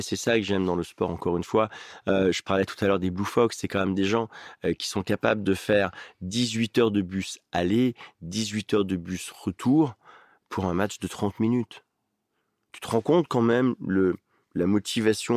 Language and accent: French; Oyonnax, Auvergne-Rhône-Alpes, France; moved away; Ma mère, elle habite à Oyonnax, là où j'ai grandi dans le département de l'Ain.